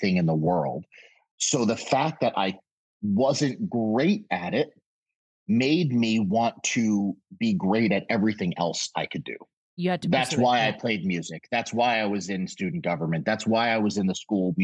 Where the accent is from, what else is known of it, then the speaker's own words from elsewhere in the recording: Connecticut, United States; also born or lived in Brooklyn, New York; Then moved to Connecticut when I was about 6 or 7 years old